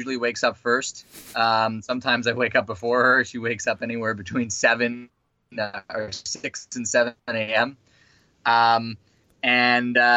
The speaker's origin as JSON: {"language": "English", "town": "Vancouver", "region": "British Columbia", "country": "Canada", "tie": "born or raised there", "moved": "as an adult", "lives_now": "New Zealand", "said": "originally I'm from Canada, Vancouver. I grew up in Vancouver"}